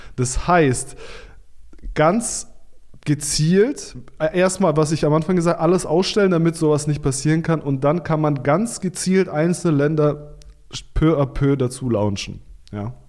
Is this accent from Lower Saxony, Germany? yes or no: no; Stuttgart, Baden-Württemberg, Germany; ich bin aus Stuttgart, das ist ja die Konzernhauptstadt oder eine der Konzernzentren Deutschlands